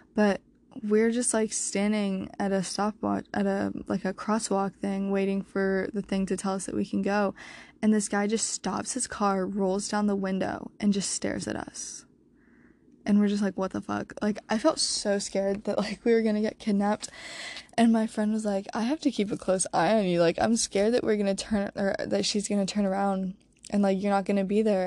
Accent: Croatia; now in Wilmington, United States; growing up in Croatia

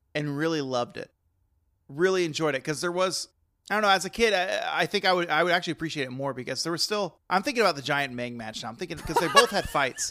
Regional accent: Texas, United States; I'm Texan

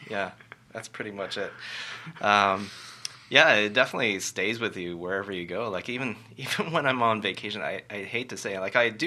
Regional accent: Richmond, United States; I come from Richmond, and you come from Richmond. I, I know in Richmond, I grew up uh, going through a system that was very much about student leadership.

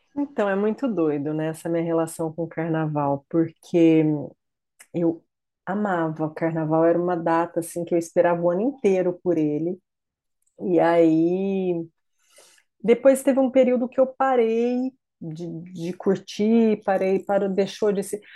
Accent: Ibirá, São Paulo, Brazil; moved away as an adult; now in United States; eu sou de uma cidade do interior de São Paulo, Ibirá, e uma cidade pequena

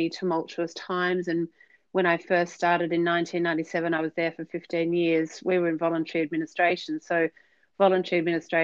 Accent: Australia; moved away as an adult; now in Marlborough, New Zealand; So by default, I am an Aussie. We moved to New Zealand last January

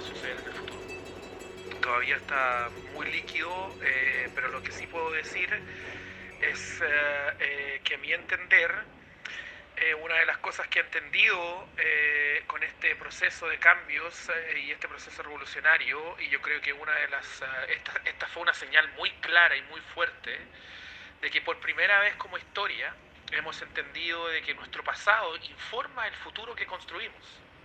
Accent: Chile; now in New Zealand; el viaje que hemos emprendido nosotros como chilenos. A pesar de que yo me encuentre viviendo en otro país, me siento parte del mismo proceso

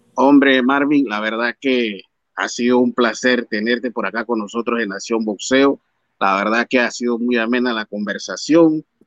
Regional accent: Mexico; como mexicano

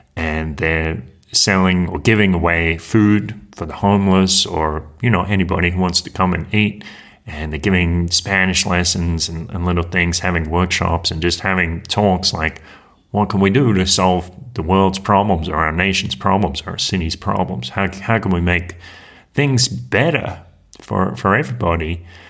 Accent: Australia; moved away; that Australian who is deported from Mexico

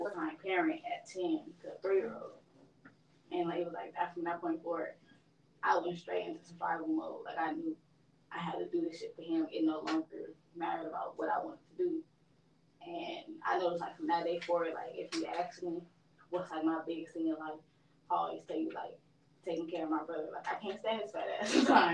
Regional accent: Compton, California, United States; I'm from Compton, and it's like a very, I wouldn't say it's a rough place, because I'm from there, so to me, it's always like home

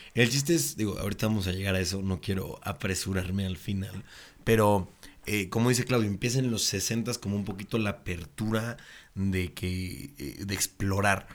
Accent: Puebla, Mexico; yo soy de Puebla

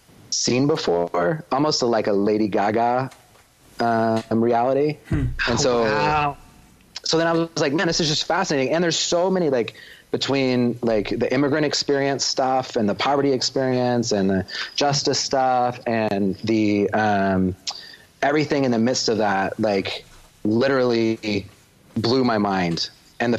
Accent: United States; also born or lived in Texas / Oklahoma / Boston / Los Angeles; now in Minnesota, United States; Grew up in the South, right? I grew up in Texas and Oklahoma

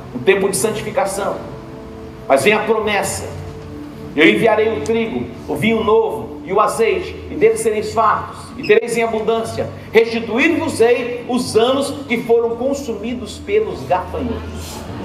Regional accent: Portugal; como português

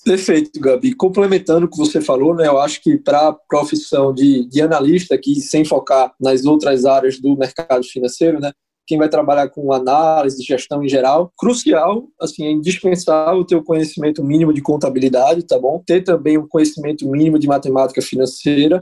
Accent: Recife, Pernambuco, Brazil; Recife, Pernambuco. Muito orgulho como bom recifense, sou bairrista até demais

